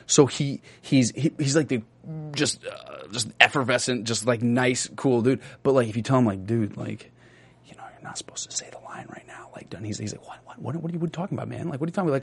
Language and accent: English; Austin, Texas, United States; moved away; I get to go back to Austin and do like a screening for all these folks in Austin. You get to do like a Q and A, but I get to go back to my hometown